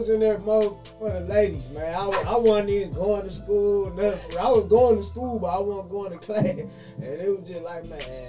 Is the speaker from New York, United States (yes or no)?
no; Detroit, Michigan, United States; moved away as an adult; also born or lived in Birmingham; I grew up in Detroit.